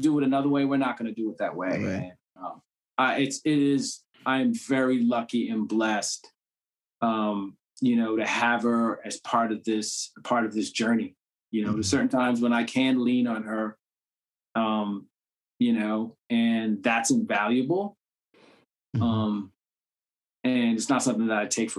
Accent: Cambridge, Massachusetts, United States; I'm from Cambridge

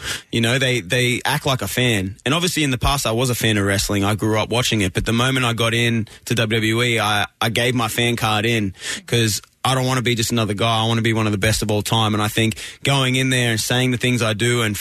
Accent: Sydney, New South Wales, Australia; moved away as an adult; now in United States; I'm obviously from Australia

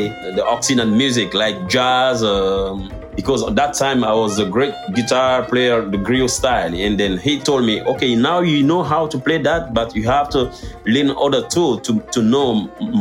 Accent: Guinea; English is a second language; moved away as an adult; now in Paris, France

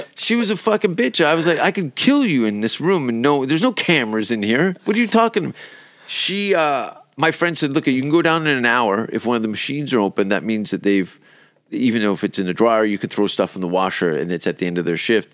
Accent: Canada; now in Sweden; I'm from Canada.

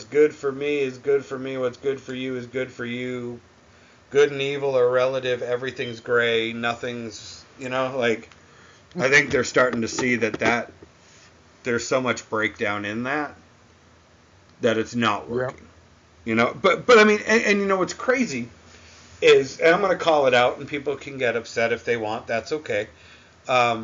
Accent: New England, United States; I'm from New England

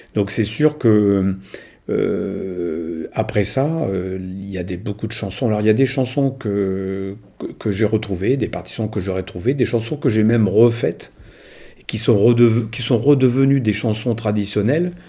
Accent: Moreuil, Hauts-de-France, France; j'ai passé toute, euh, toute ma vie, enfin toute ma jeunesse à Moreuil

